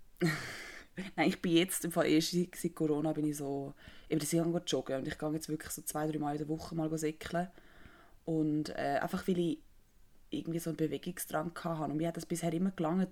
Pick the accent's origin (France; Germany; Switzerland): Switzerland; als Schweizerin